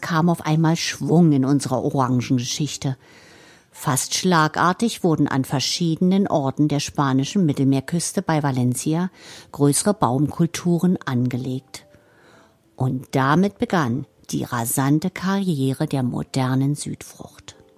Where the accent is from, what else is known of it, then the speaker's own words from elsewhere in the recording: Germany; hier bei uns in Deutschland